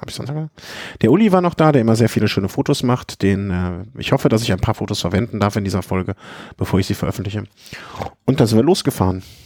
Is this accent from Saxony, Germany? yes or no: no; Cologne, North Rhine-Westphalia, Germany; als Kölner